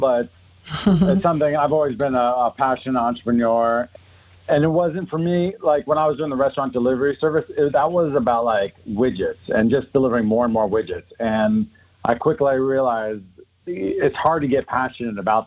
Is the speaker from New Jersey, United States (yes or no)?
yes; New Jersey, United States; moved away as an adult; also born or lived in Queens, New York / Boston; now in Los Angeles, United States; I grew up in New Jersey, born in Queens